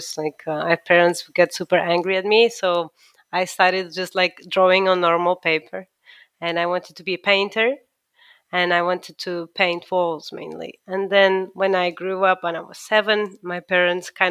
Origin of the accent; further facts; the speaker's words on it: Lisbon, Portugal; moved away as an adult; also born or lived in Milan; now in London, United Kingdom; I am an architect from Lisbon. I graduated in Lisbon.